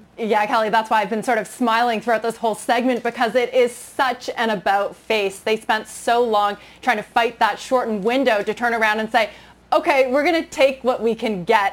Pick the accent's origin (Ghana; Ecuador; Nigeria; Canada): Canada; moved away; growing up in Canada